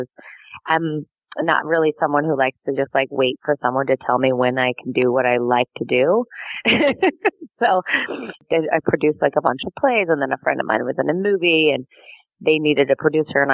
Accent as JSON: {"language": "English", "region": "Colorado", "country": "United States", "tie": "born or raised there", "said": "I grew up in Colorado"}